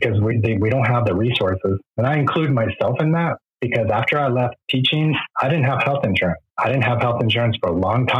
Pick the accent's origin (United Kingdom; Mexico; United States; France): Mexico; first language Spanish; English is a second language; when you're Mexican